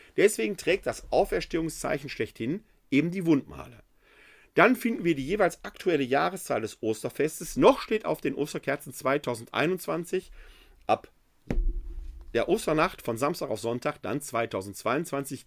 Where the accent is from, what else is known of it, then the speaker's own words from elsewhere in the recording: Ruhr area, North Rhine-Westphalia, Germany; moved away as an adult; now in Wuppertal, Germany; Gebürtig komme ich aus dem Ruhrgebiet